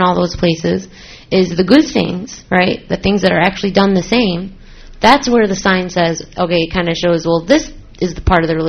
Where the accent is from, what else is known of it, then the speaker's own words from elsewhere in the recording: Syria; because I'm from Syria, and I'm sure some people in Syria did bad things, but I don't want me being Syrian to be associated with the Syrian